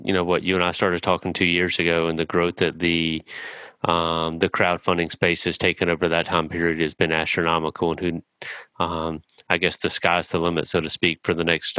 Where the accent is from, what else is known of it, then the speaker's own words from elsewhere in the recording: New Bern, North Carolina, United States; I'm from New Bern, North Carolina.